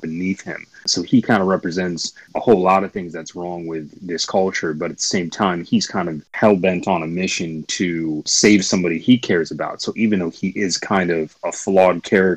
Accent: Grand Rapids, Michigan, United States; moved away as an adult; now in New York, United States; I'm from Michigan. Grand Rapids, Michigan. Yeah. I mean, I moved to the East Coast back in 2001, long, long time ago. But yeah, I spent most of my formative years in Michigan for a long time

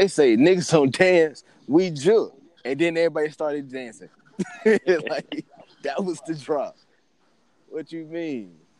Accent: North Carolina, United States; I'm from North Carolina, y'all.

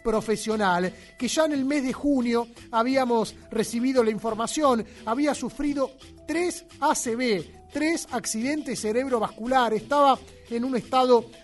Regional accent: Pampa de los Guanacos, Santiago del Estero, Argentina; soy santiagueño de Pampa Los Guanacos

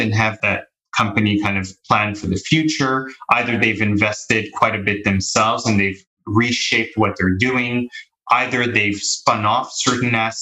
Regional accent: Montreal, Quebec, Canada; moved away as an adult; I'm born and raised in Canada, in Montreal

